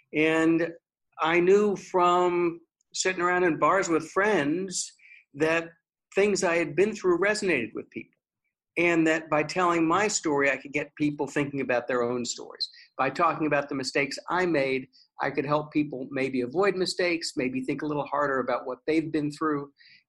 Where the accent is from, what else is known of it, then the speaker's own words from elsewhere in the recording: Texas, United States; I was born in Texas and we're storytellers.